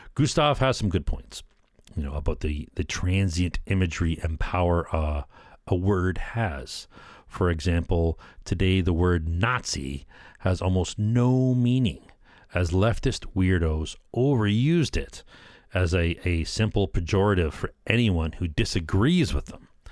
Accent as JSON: {"language": "English", "country": "Canada", "said": "I'm a Canadian"}